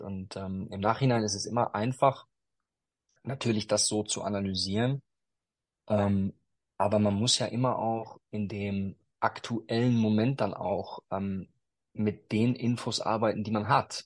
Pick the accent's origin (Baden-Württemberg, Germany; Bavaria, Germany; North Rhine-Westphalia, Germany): North Rhine-Westphalia, Germany; ich bin äh, in, in Westfalen groß geworden